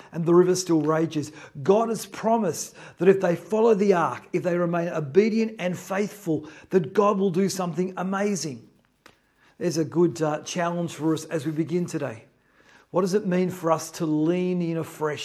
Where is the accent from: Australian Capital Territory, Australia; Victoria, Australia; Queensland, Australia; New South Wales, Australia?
New South Wales, Australia; Newcastle; now in Melbourne, Australia; I grew up in Newcastle. I lived near the ocean.